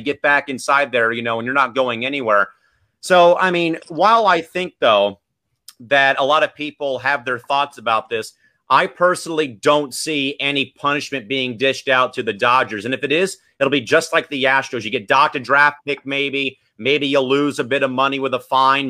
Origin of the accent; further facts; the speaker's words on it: San Diego, California, United States; living here in, in, in, my hometown